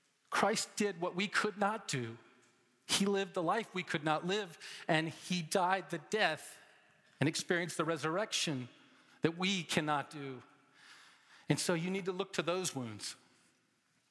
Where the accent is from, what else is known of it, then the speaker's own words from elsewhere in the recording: Atlanta, Georgia, United States; Growing up in Atlanta